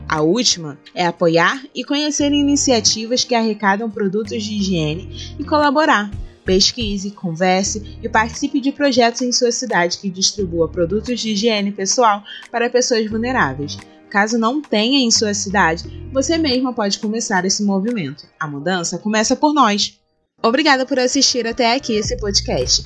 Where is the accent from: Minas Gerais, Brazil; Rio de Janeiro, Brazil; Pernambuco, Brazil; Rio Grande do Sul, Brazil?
Rio de Janeiro, Brazil; Sou carioca